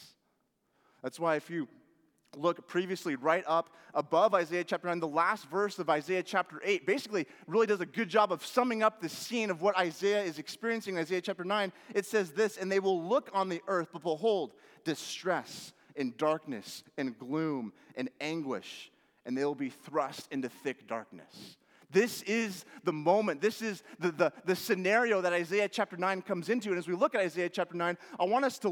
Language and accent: English; Washington, United States; moved away; Growing up in Washington